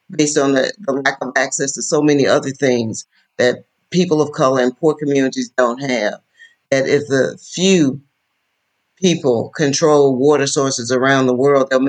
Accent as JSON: {"language": "English", "town": "Wilcox County", "region": "Alabama", "country": "United States", "tie": "born or raised there", "said": "I'm from Wilcox County, Alabama. I grew up poor. We didn't have a television in our house until I was 10 years of age."}